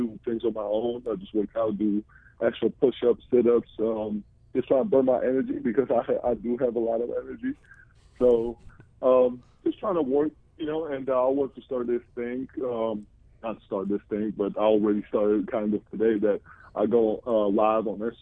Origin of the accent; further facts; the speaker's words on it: Georgia; moved away as an adult; also born or lived in New Jersey; now in United States; Republic of Georgia, which is my home country